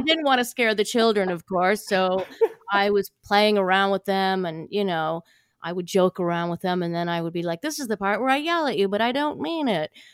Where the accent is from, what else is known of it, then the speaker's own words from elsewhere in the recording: Ohio, United States; I grew up in Ohio